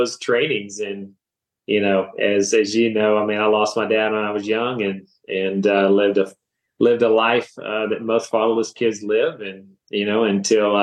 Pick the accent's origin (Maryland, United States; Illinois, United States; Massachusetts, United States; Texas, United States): Texas, United States; Stephenville; moved away as an adult; the Lord had moved me back to my hometown in Stephenville, Texas